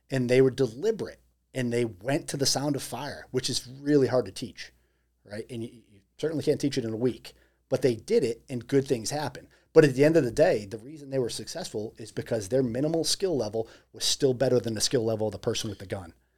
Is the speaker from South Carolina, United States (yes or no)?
no; Massachusetts, United States; moved away; it's my hometown.